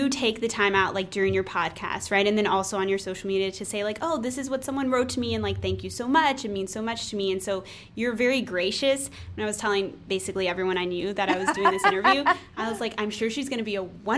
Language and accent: English; Texas, United States; moved away; I'm from Texas